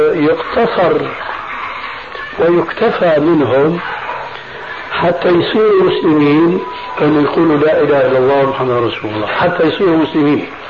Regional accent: Syria; ونحن عندنا في الشام

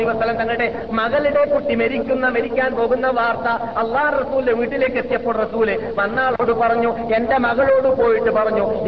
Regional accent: Kasaragod, Kerala, India; moved away as an adult; now in Medina, Saudi Arabia; ഞാൻ പത്ത് ഇരുപത്തഞ്ച് കൊല്ലം ഇരുപത്തി ആറ് കൊല്ലം മുമ്പ് കാസർഗോഡ് വിട്ട സമയത്ത്

